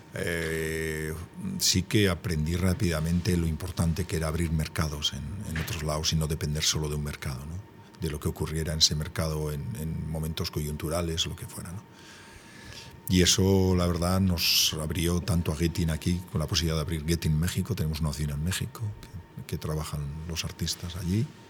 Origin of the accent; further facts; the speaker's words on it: Gipuzkoa, Basque Country, Spain; muy guipuzcoano